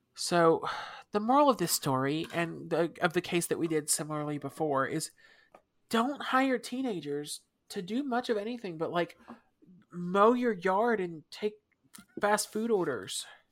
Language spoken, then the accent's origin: English; United States; we're American, so we don't use the metric system